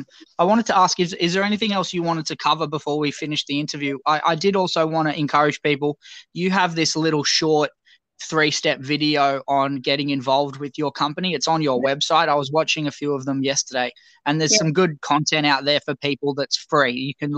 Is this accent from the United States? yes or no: no; Australia; accent: Australian; I didn't realize how strong my Australian accent was.